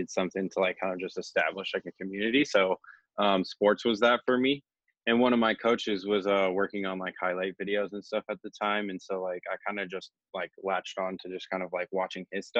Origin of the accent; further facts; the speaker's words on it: Oregon, United States; also born or lived in Jacksonville, North Carolina; I lived in a military family, so we moved around a ton, but I've been in Oregon now since the third grade